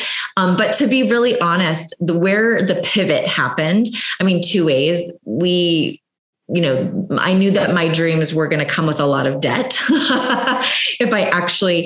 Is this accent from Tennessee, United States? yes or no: no; Southern California, United States; I grew up in Southern California, which there's quite a few Marine bases out there